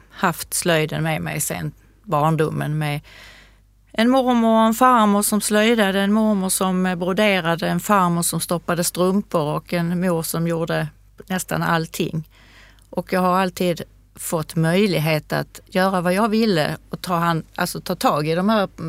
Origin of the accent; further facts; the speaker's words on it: Skåne, Sweden; Jag är född i Skåne 1953